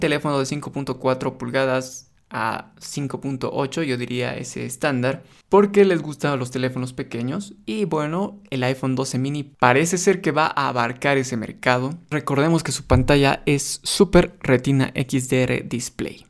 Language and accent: Spanish; Bolivia; en mi país donde yo vivo, acá en Bolivia